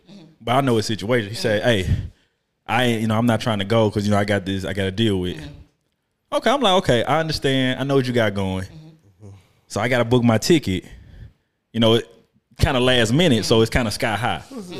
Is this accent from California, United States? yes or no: no; Memphis, Tennessee, United States; I'm from Memphis.